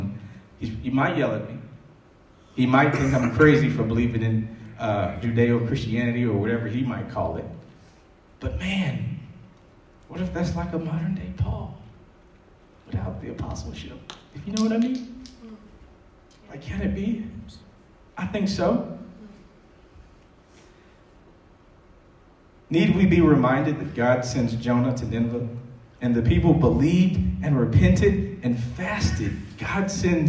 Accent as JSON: {"language": "English", "town": "Chicago", "region": "Illinois", "country": "United States", "said": "I'm from Chicago"}